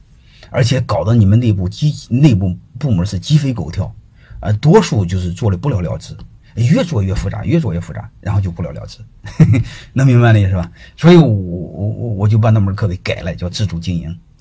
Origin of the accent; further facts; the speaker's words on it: China; 我们中国人